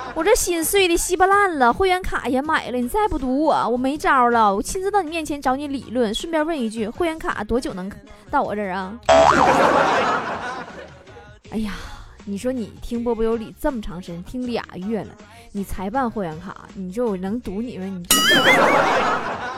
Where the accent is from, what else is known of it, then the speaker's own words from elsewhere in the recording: Northeast China, China; accent: Northeastern (Dongbei); 我说话也是东北味儿， 我就是东北人呐